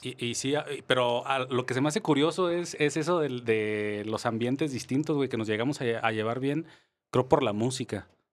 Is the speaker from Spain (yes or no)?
no; Mexico; cómo somos los mexicanos